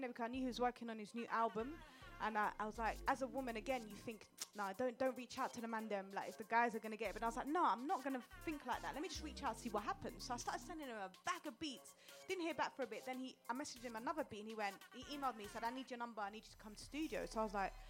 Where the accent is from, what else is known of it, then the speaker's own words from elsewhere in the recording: London, United Kingdom; I grew up in Upton Park to start with. And we didn't have no money, you know, we came here very poor